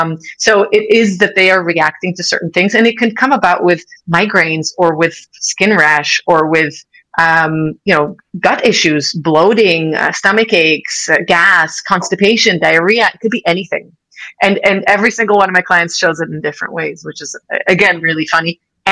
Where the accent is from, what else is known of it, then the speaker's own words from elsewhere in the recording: United States; You know, I grew up in America.